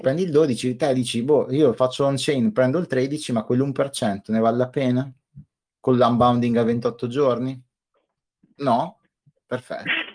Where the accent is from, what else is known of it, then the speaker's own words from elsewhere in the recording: Trentino-Alto Adige, Italy; Io sono del Trentino